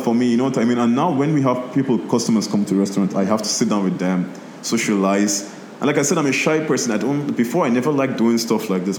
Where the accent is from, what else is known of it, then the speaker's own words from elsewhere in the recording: Nigeria; now in Lebanon; So when I grew up in Nigeria, I was always around Lebanese people. So when I moved to Lebanon, it wasn't like... new to me, you know.